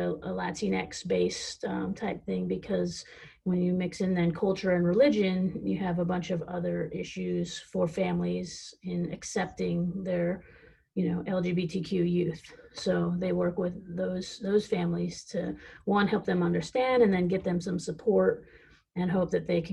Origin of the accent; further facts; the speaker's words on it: Fresno, California, United States; growing up in Fresno